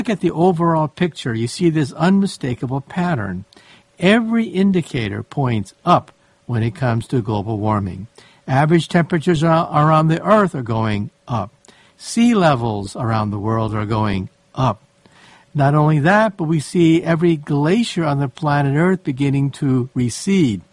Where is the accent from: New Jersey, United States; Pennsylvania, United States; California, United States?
California, United States; San Francisco; I grew up in San Francisco